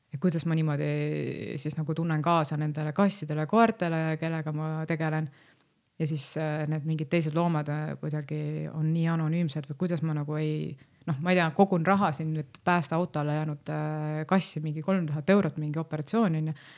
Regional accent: Lääne County, Estonia; ma olen ise Läänemaalt pärit

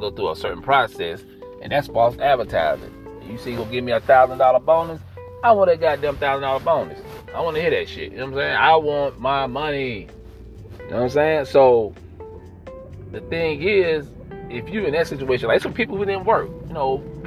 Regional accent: United States; as American citizens

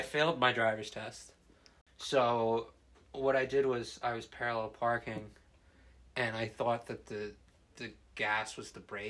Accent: New Jersey, United States; I think that it has something to do with me being born and raised in New Jersey. I think that's just the New Jersey mentality

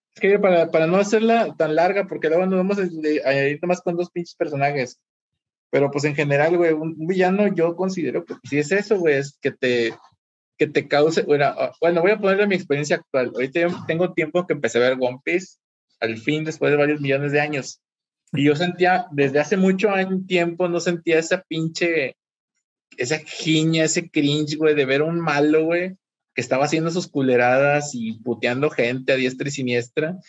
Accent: Mexico; como buenos mexicanos que somos

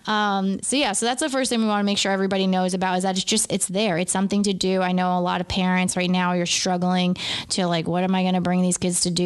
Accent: Beacon, New York, United States; being from Beacon

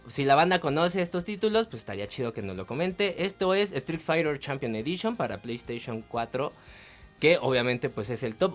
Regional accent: Mexico; los mexicanos somos bien chingones

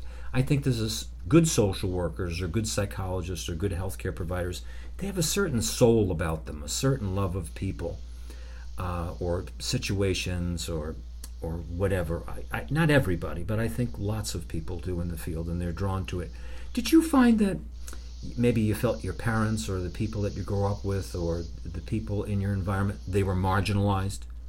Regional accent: New York City, New York, United States; I grew up in Flatbush Avenue in Brooklyn

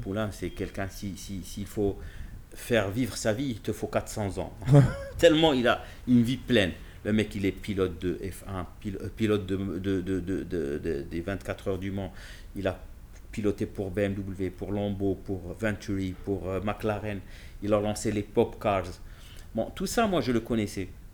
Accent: Casablanca, Casablanca-Settat, Morocco; je ne viens pas de Genève, je viens de Casablanca.

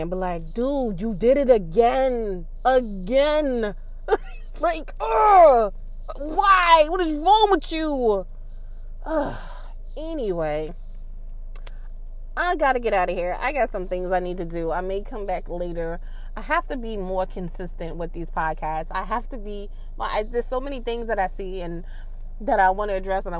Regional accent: New York City, New York, United States; I grew up in Queensbridge in Southside Jamaica

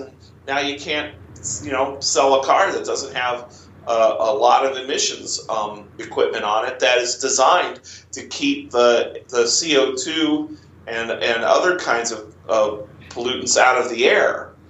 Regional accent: Kansas City, United States; where I grew up in Kansas City

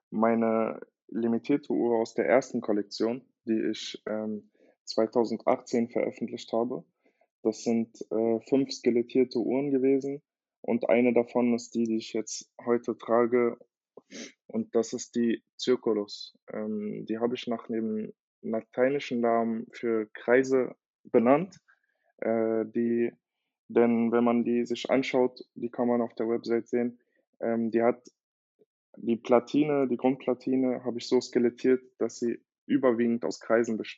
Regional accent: Berlin, Germany; ich bin äh, 26 Jahre alt und ich komme aus Berlin ursprünglich, habe brasilianische Wurzeln

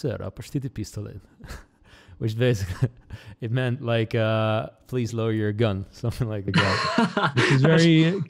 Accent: Netherlands; accent: Americanized; English is a second language; also born or lived in United States; Netherlands, we learn English with a British accent. But then because I've lived in America a couple of times, my accent just became very Americanized.

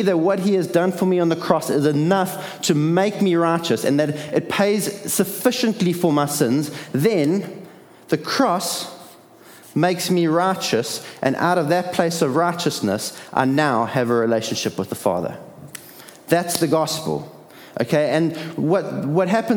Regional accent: Durban, KwaZulu-Natal, South Africa; I was born in Addington Hospital

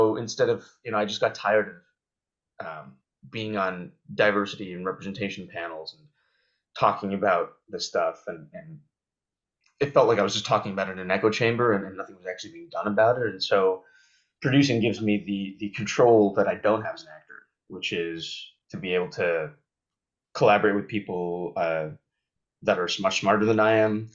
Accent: Banff, Alberta, Canada; also born or lived in Calgary, Alberta; I grew up in Canada. For those who don't know, I grew up in Banff, which is a very touristy spot in Canada

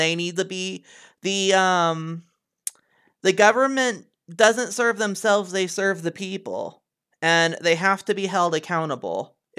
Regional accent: Missouri, United States; I came from Missouri. I heard it all the time.

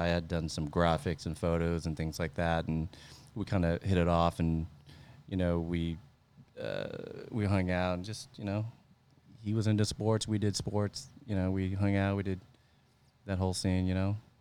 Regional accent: Central Valley, near Stockton, Northern California, United States; moved away as an adult; now in San Jose, United States; I grew up in Central Valley, Northern California, close to, uh, kinda like the Stockton area

